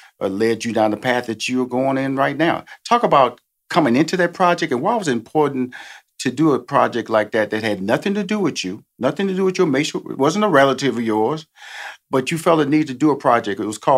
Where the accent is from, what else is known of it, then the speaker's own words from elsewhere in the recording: Houston, Texas, United States; You know, when I listen to your talk, and I'm from Houston, Texas, born a native of Texas, okay?